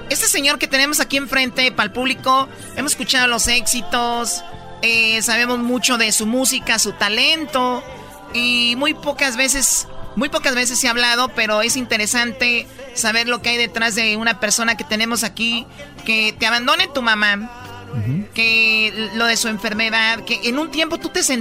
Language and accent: Spanish; Michoacán, Mexico; yo soy de Michoacán